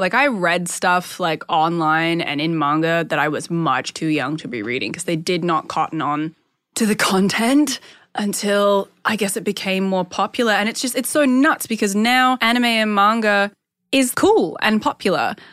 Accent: Perth, Western Australia, Australia; in my hometown

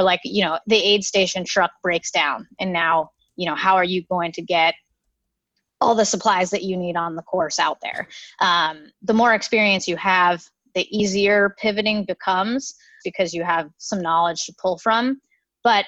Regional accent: Sacramento, California, United States; moved away as an adult; also born or lived in Los Angeles / New York City; I moved back to my hometown, which is Sacramento

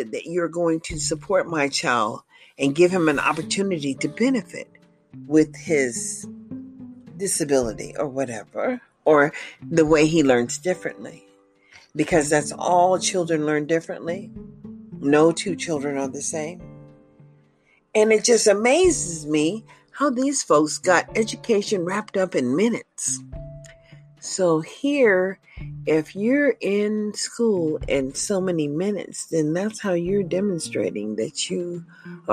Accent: United States; I'm an American citizen

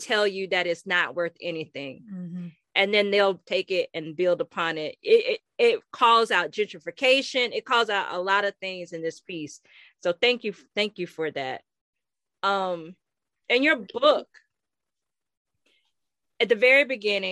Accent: Florida, United States; we're from Florida

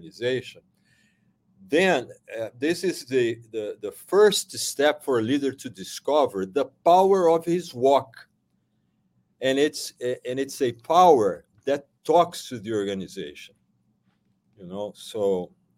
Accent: Brazil; moved away; I am originally from Brazil

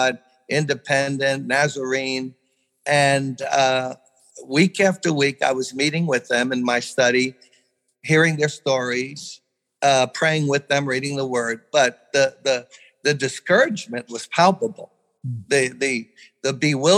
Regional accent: Brooklyn, New York, United States; I'm born and raised in Brooklyn.

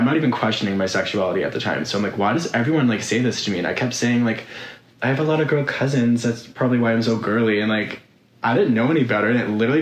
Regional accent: South Shore of Boston, Massachusetts, United States; moved away as an adult; now in Los Angeles, United States; I'm from the South Shore of Boston, Massachusetts, born and raised

